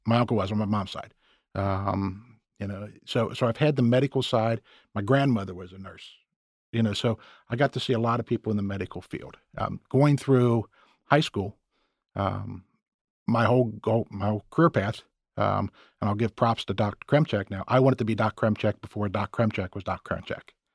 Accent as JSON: {"language": "English", "town": "Cincinnati", "region": "Ohio", "country": "United States", "tie": "born or raised there", "said": "born and raised in Cincinnati. Been here most of my life"}